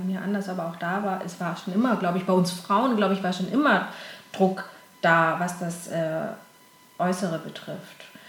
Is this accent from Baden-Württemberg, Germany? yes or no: yes; Konstanz, Baden-Württemberg, Germany; now in Cologne, Germany; Ich komme äh, aus dem schönen Konstanz am äh, Bodensee